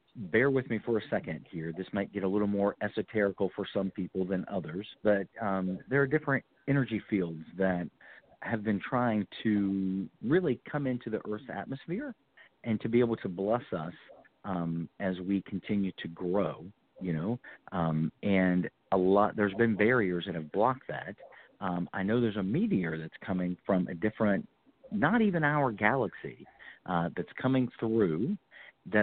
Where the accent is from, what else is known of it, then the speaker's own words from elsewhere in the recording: North Carolina, United States; also born or lived in Florida; that's my home state. I'm in Winston-Salem